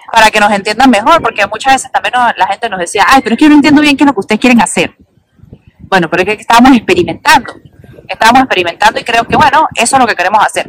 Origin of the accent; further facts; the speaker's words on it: Venezuela; moved away as an adult; now in Quebec, Canada; nosotros somos venezolanos, vinimos así como que obligados